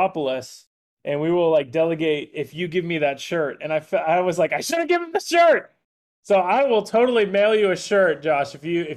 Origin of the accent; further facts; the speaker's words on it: Wellington, Florida, United States; also born or lived in West Palm Beach; I grew up in Wellington